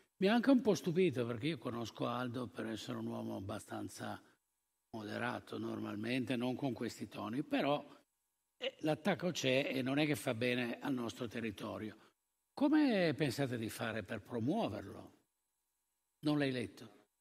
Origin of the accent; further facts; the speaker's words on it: Turin, Piedmont, Italy; come torinesi